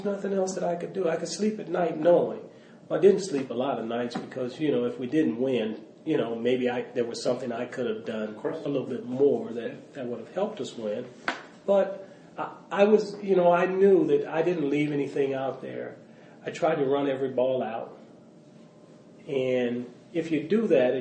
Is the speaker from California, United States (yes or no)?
yes; Los Angeles, California, United States; also born or lived in Mobile, Alabama; growing up in South Central Los Angeles